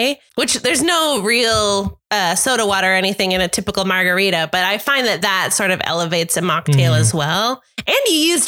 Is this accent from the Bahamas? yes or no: no; Canada; accent: Canadian; a very Canadian accent